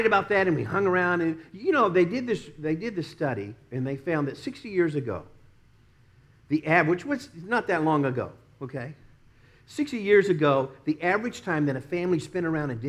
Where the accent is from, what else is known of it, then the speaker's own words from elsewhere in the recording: Dallas, Texas, United States; now in Tampa, United States; we'd be growing up in Dallas